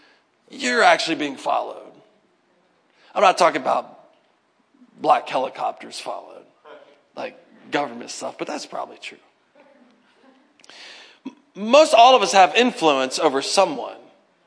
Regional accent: United States; as Americans

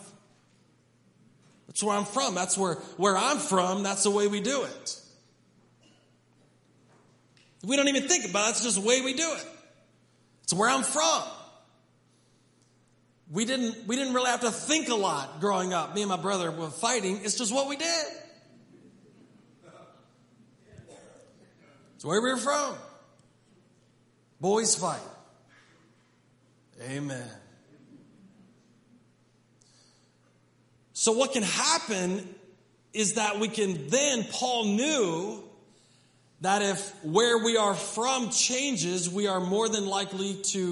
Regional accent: Hedgesville, West Virginia, United States; we're from America. And specifically, we're from Hedgesville

